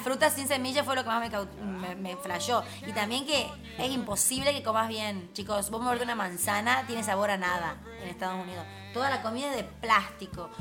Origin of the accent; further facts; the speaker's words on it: Tucumán, Argentina; accent: tucumano; Tucumano, mi super mother language y la verdad que el tucumano es como mi super power también.